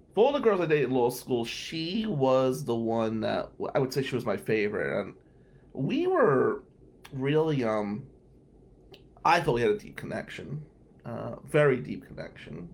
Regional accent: New Jersey, United States; I'm Italian from Jersey

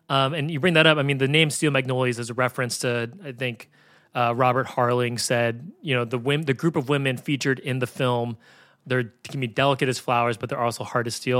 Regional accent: San Francisco, California, United States; I grew up in San Francisco

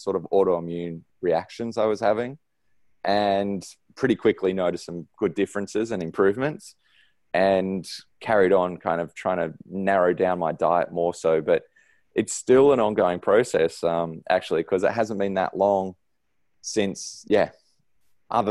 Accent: Sydney, New South Wales, Australia; now in Noosa, Australia; I grew up in Sydney, and my parents are still there

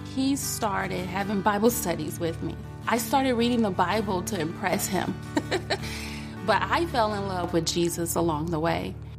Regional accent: Detroit, Michigan, United States; I was born in Detroit, Michigan. I was a ward of the court. I was raised by my great aunt and my great uncle

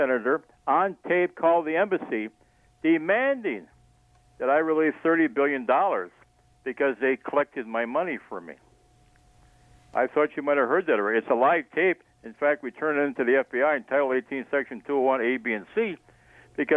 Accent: Sheboygan, Wisconsin, United States; I grew up in Sheboygan

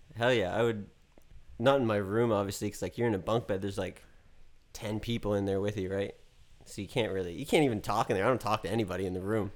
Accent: Dartmouth, Nova Scotia, Canada; moved away as an adult; now in Los Angeles, United States; I went to Dartmouth High

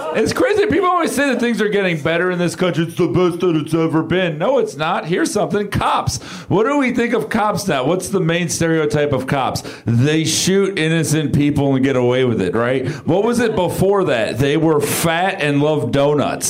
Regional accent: South Florida, United States; I'm from South Florida.

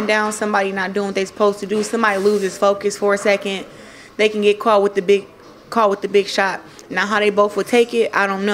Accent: an hour from Detroit, Michigan, United States; I just fought in Detroit, an hour from my hometown

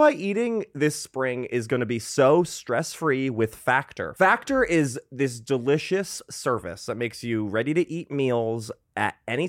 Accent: Wallingford, Connecticut, United States; I'm from Wallingford.

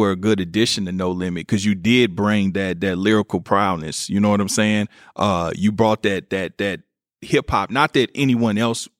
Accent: Kansas City, United States; I'm from Kansas City.

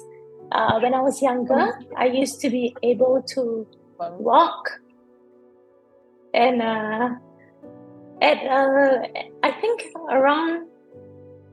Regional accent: Singapore; I grew up in Singapore, so I've always been like a born and bred city girl.

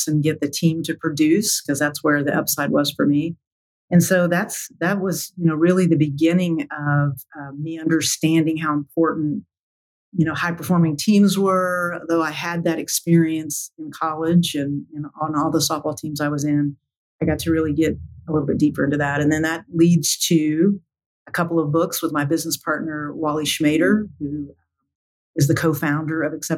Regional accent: Tulsa, Oklahoma, United States; Born and raised in Tulsa, Oklahoma

